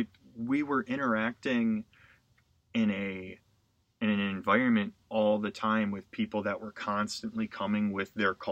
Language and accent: English; Wisconsin, United States; moved away; I'm from Wisconsin